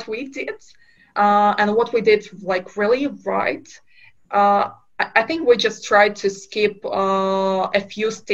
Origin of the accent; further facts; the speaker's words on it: Kazakhstan; moved away; I'm originally from Kazakhstan, from a very small town in Kazakhstan